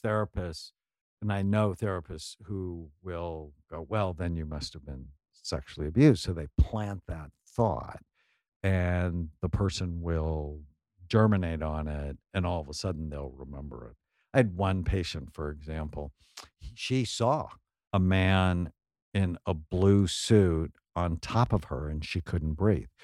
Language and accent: English; San Fernando Valley, California, United States; I grew up in the San Fernando Valley